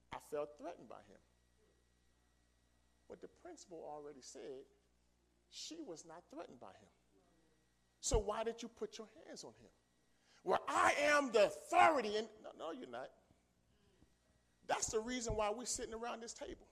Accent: New York City, New York, United States; also born or lived in Philadelphia; I grew up in New York, in the Bronx, New York

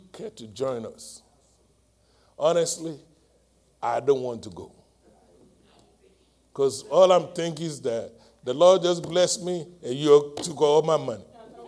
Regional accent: Nigeria; moved away as an adult; I'm from Nigeria, West Africa

